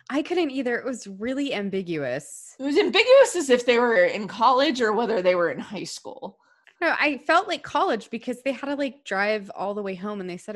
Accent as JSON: {"language": "English", "region": "California", "country": "United States", "tie": "born or raised there", "said": "it's because I was born and raised in California and kind"}